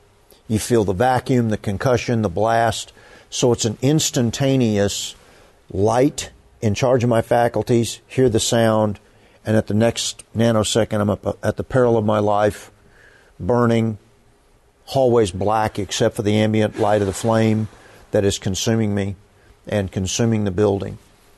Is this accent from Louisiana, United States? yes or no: no; Fort Worth, Texas, United States; particularly as a kid growing up in Fort Worth when Carswell was a B-52 base